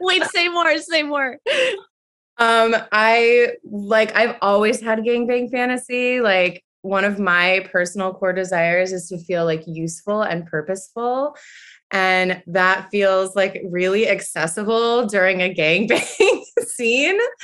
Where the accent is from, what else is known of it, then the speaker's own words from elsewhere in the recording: Buffalo, New York, United States; now in New York City, United States; born and raised in Buffalo, New York